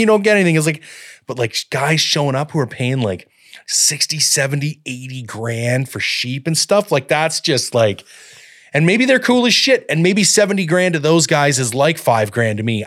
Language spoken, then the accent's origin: English; Collingwood, Ontario, Canada; moved away; also born or lived in Owen Sound / Barrie / London, Ontario; I grew up at Blue Mountain in Collingwood